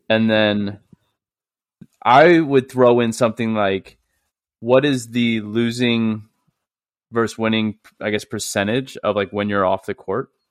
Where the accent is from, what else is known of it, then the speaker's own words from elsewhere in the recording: St. Louis, Missouri, United States; I'm from St. Louis